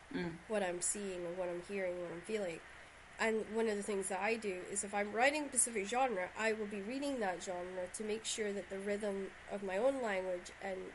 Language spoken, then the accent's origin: English; Shetland, Scotland, United Kingdom; accent: Shetland; when I go back to Shetland, everybody teases me because I can't get my Shetland accent right at all.